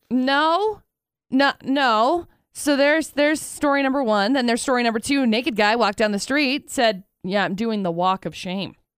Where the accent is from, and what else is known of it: Utah, United States